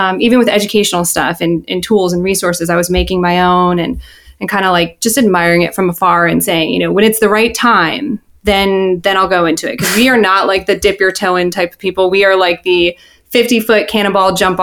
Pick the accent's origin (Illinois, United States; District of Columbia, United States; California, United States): Illinois, United States; suburbs of Chicago; moved away as an adult; now in Philadelphia area, United States; I'm originally from the Midwest, the suburbs of Chicago.